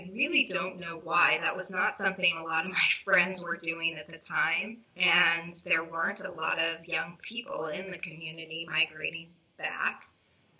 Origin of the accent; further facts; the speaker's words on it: Red Cloud, Nebraska, United States; growing up in Red Cloud, I was familiar with Cather throughout my upbringing